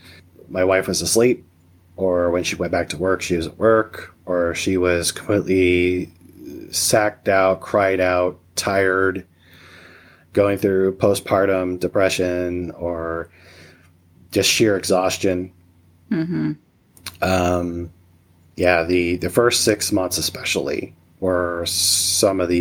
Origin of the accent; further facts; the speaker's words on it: Missouri, United States; now in Nebraska, United States; I was born and raised in Missouri